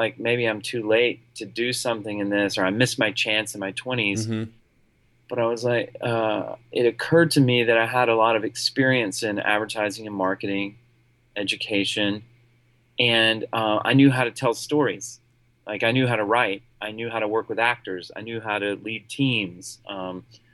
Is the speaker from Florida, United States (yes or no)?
no; Columbia, South Carolina, United States; also born or lived in Tennessee / Greenville, South Carolina; I was born in Tennessee, but raised in South Carolina. I was, grew up in Columbia, South Carolina, which is right in the center of the state